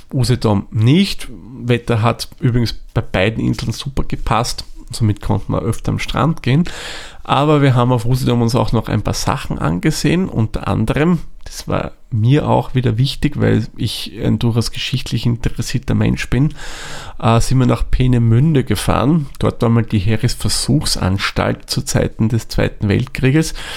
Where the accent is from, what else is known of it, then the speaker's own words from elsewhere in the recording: Austria; bei uns in Österreich